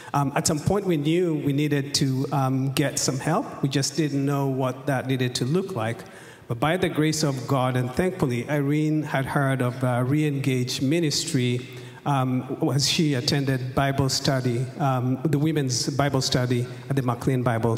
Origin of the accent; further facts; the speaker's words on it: Kenya; moved away as an adult; now in United States; this is my wife, …. We're both born and raised in Kenya, but have lived in the U.S. the last 24 years.